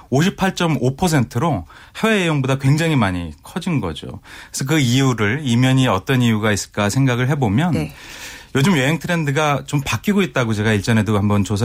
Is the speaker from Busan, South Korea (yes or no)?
no; Gangwon, South Korea; 제가 그 강원도 출신이어서요.